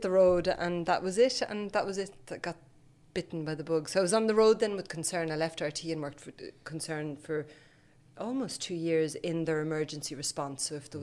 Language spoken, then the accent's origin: English; France; also born or lived in Sweden / Cork; I was born in Sweden and then I grew up in France, but I feel like I'm from Cork in lots of ways. My dad's from Cork.